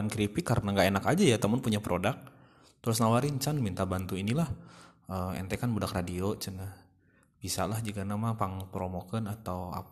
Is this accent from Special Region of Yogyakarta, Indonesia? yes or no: no; Sumedang, West Java, Indonesia; saya ingin bekerja di uh, kota saya, kota Sumedang, pengen pengen lebih dekat lah